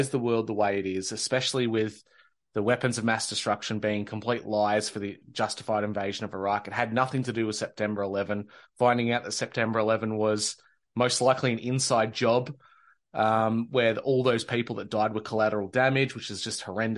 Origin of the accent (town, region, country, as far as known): Australia; born or raised there